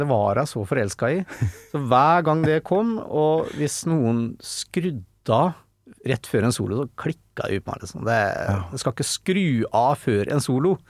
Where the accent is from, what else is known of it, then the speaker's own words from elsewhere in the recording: Fredrikstad, Østfold, Norway; de fra Trosvik, der jeg bodde